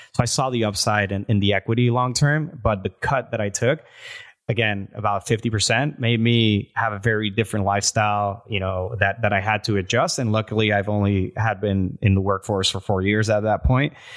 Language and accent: English; Puerto Rico; now in Miami, United States; I'm from Puerto Rico. I've been in the States for about sixteen years